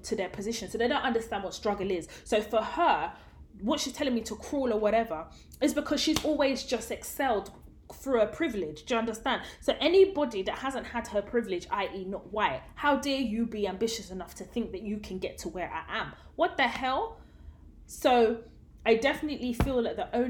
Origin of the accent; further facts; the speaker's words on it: London, United Kingdom; I grew up in Tottenham, and Tottenham was the hood